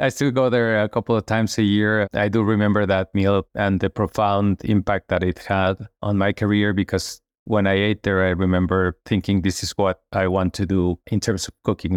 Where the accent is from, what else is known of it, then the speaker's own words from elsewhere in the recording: Mexico City, Mexico; I was raised in Mexico City just a normal kid going to school in a large city.